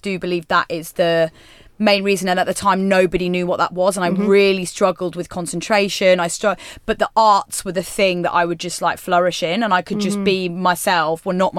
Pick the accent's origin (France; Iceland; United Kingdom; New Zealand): United Kingdom; West Midlands; Yes, so I'm from near sort of like the West Midlands I'm from.